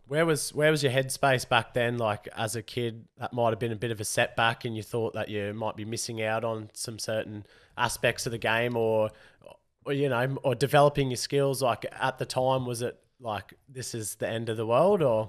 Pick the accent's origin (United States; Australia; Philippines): Australia; Rockhampton, Queensland; We're from Rocky.